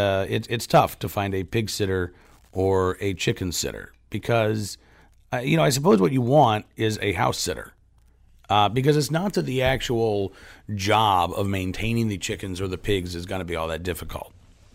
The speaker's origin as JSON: {"language": "English", "town": "New York City", "region": "New York", "country": "United States", "tie": "born or raised there", "said": "I grew up in New York City."}